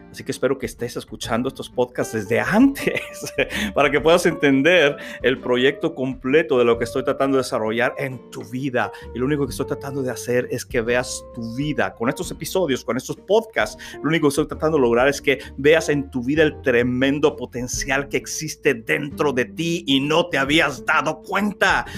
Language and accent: Spanish; Reynosa, Tamaulipas, Mexico; mi ciudad natal, Reynosa, Tamaulipas, México